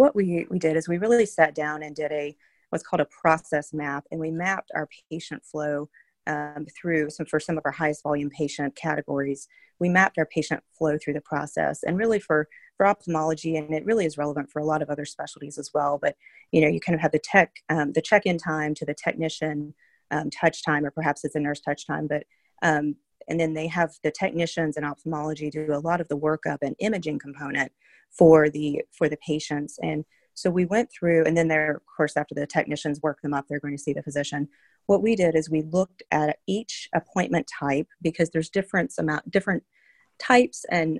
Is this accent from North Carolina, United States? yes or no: yes; North Carolina, United States; I am from North Carolina, so I started at UNC Pediatrics